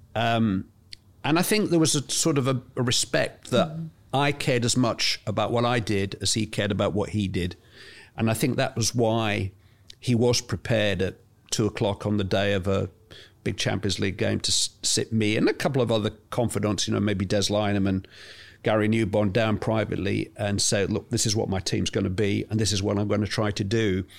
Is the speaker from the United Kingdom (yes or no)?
yes; England, United Kingdom; I'm English